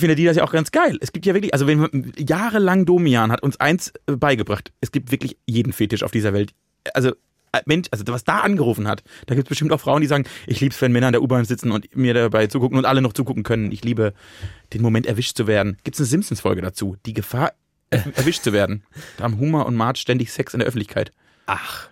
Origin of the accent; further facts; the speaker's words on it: Germany; Ich bin ja am Rhein aufgewachsen